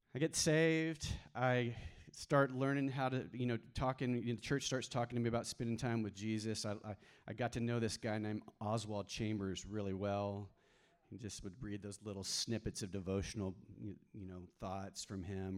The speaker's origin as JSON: {"language": "English", "region": "Texas", "country": "United States", "tie": "born or raised there", "also_born_or_lived": "New Mexico", "said": "I grew up mainly in Texas, um, but I spent four, four, years in the mountains of New Mexico when I was a kid"}